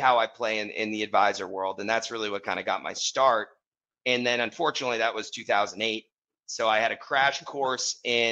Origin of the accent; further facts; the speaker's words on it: Wellesley, Massachusetts, United States; I grew up in Wellesley, Massachusetts.